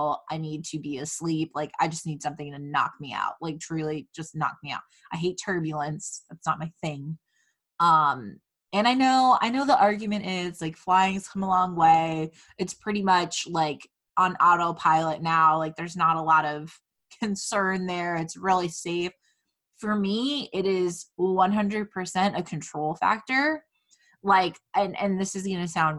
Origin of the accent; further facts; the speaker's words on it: Fort Myers, Florida, United States; now in Orlando, United States; growing up in Fort Myers